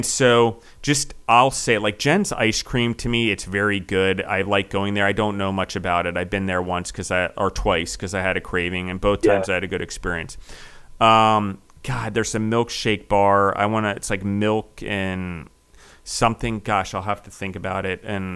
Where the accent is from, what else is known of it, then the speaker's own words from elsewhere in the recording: East Coast, United States; now in Nashville, United States; I grew up on the East Coast